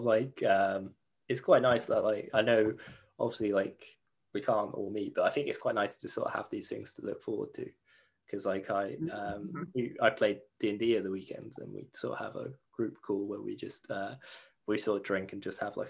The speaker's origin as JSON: {"language": "English", "town": "Fareham", "region": "South East England", "country": "United Kingdom", "tie": "born or raised there", "lives_now": "London, United Kingdom", "said": "there was times that I come back from London and visit my hometown again, visit Fareham, and there would be people like because my accent just sounds different."}